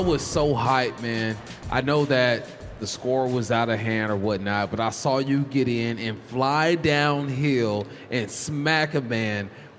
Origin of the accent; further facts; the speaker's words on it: California, United States; I'm from California